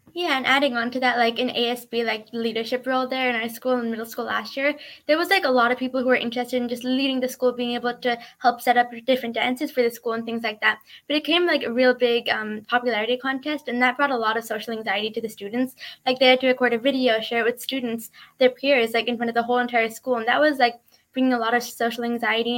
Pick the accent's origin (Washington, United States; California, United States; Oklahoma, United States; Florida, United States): Washington, United States; Woodinville; I'm from Woodinville, Washington